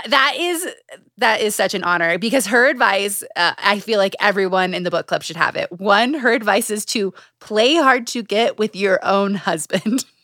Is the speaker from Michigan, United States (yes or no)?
no; Utah, United States; Growing up in Utah